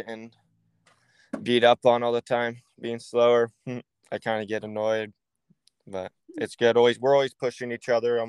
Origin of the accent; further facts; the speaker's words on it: Hollister, California, United States; I'm from Hollister, California, born and raised